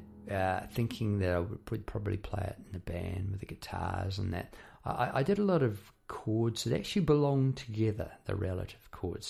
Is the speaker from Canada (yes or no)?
no; New Zealand; now in Melbourne, Australia; About living in Melbourne, Australia. I came from New Zealand, and in New Zealand, the wildlife there is pretty laid back, you know.